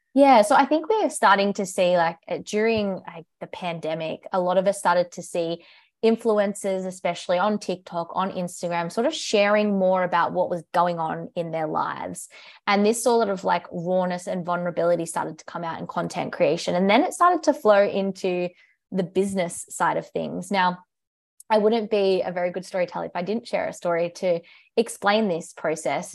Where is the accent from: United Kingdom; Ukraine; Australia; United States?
Australia; accent: British; moved away; I'm from Australia, if you can tell by my accent. Maybe not, I get British a little bit, but yes, I'm from Australia